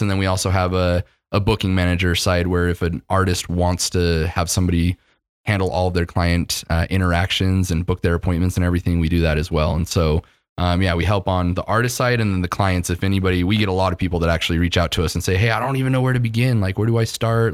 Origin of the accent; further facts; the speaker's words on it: Utah, United States; when you live in Utah your whole life